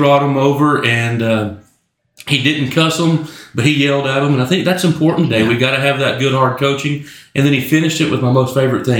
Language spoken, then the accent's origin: English; Elgin, Oklahoma, United States; Growing up in Elgin